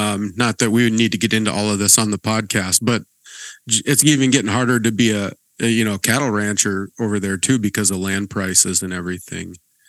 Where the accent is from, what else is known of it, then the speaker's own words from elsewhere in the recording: Manhattan, Montana, United States; I grew up in Manhattan, but I didn't go to either of the CRC churches or the Christian school. I went to a little Bible Baptist church in Manhattan.